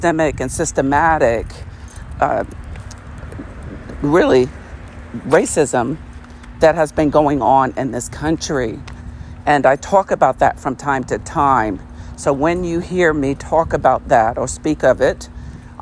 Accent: United States; our country, the United States

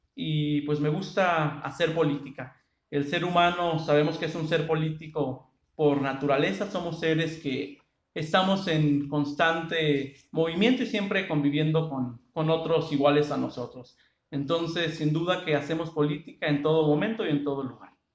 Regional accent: Angamacutiro, Michoacán, Mexico; moved away as an adult; now in Morelia, Mexico; soy originario del municipio de Angamactiro, aquí de nuestro estado de Michoacán

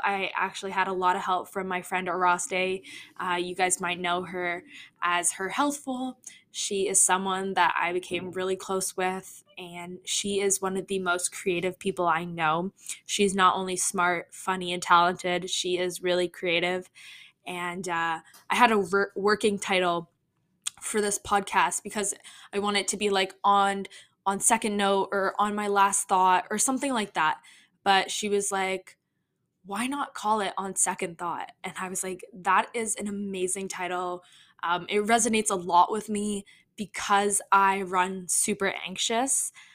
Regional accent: Toronto, Ontario, Canada; I am from Toronto, Toronto, Canada

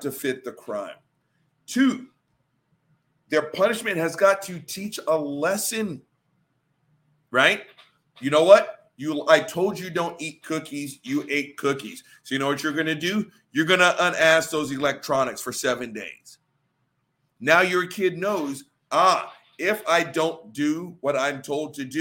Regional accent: the Bible Belt, United States; the guy born and raised in the Bible Belt

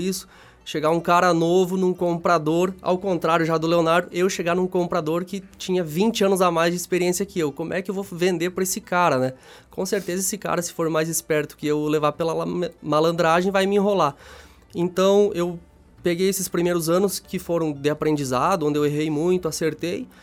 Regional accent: Xanxerê, Santa Catarina, Brazil; eu sou natural de Xanxerê, é uma cidade pertinho daqui, dá uns 40 quilômetros.

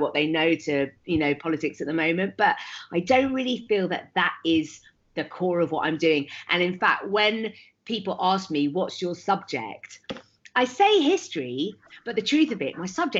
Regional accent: Leicester, East Midlands, United Kingdom; I grew up in Leicester in the 1980s

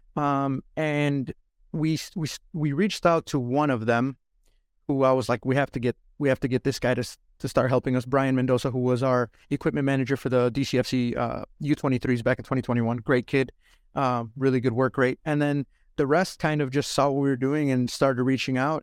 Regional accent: Illinois, United States; also born or lived in Iowa / North Carolina; now in Detroit, United States; I grew up in Illinois, went to Iowa, and lived in Iowa for five years, went to North Carolina, lived in North Carolina for two years, and then in Michigan

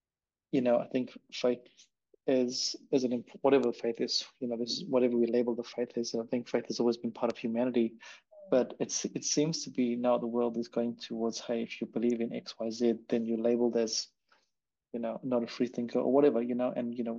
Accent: India; now in New Zealand; am Indian. But now I've been living in New Zealand for so long. So I'm like, what the hell? What am I?

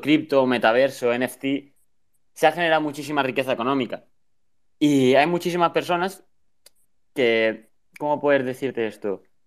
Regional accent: Spain; soy de España

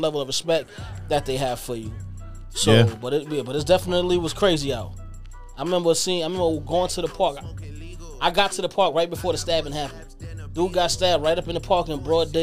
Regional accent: New York City, New York, United States; when I grew up in Fort Greene, it was crazy

